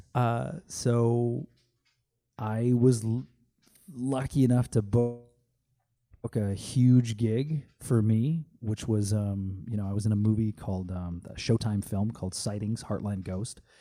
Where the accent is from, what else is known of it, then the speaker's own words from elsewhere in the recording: Canada; moved away as an adult; also born or lived in Calgary, Canada; now in California, United States; I am Canadian, and this was when I lived in Calgary.